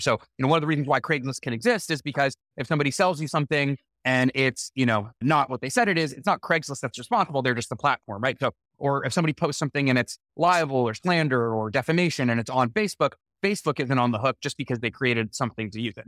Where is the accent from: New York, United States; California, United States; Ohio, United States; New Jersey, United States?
California, United States; Los Angeles; my hometown